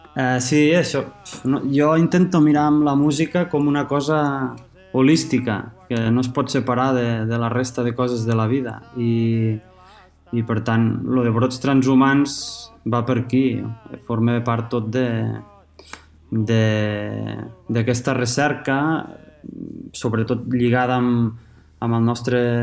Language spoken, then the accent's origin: Catalan; La Seu d'Urgell, Catalonia, Spain; sóc l'únic de la meva família que sóc nascut a la Seu